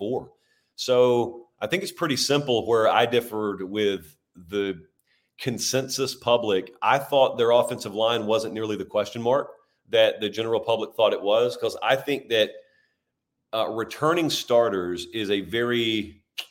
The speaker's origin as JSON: {"language": "English", "region": "Georgia", "country": "United States", "said": "I'm from Georgia"}